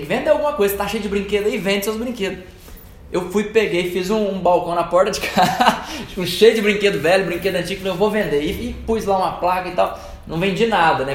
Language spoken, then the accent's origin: Portuguese; Divinópolis, Minas Gerais, Brazil; also born or lived in Lagoa da Prata; E eu nasci lá, né? Mas fui, é, basicamente a minha infância toda foi em Divinópolis